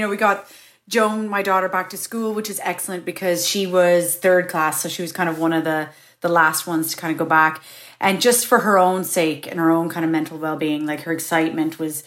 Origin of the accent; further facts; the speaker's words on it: Kingston, Ontario, Canada; moved away as an adult; also born or lived in Toronto, Canada; now in Ireland; I'd left my hometown of Kingston, which is really small compared to Toronto.